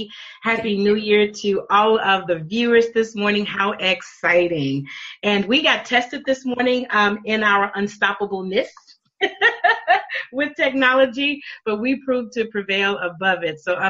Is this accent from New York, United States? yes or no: no; Louisiana, United States; I grew up in Louisiana, born and raised in Louisiana